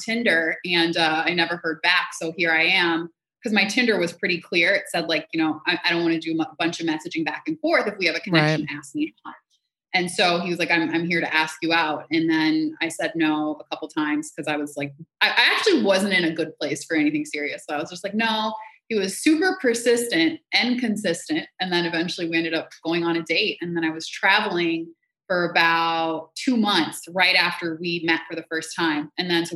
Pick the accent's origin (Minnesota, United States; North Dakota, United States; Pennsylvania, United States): Minnesota, United States; Minneapolis; also born or lived in Jamaica / San Francisco / Puerto Rico; now in New York, United States; I am originally from Jamaica, but I grew up in Minneapolis and most recently was in New York